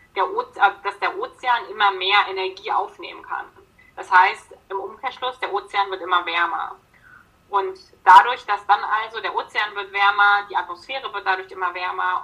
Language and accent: German; Berlin, Germany; moved away; ich komme im Ursprung aus Berlin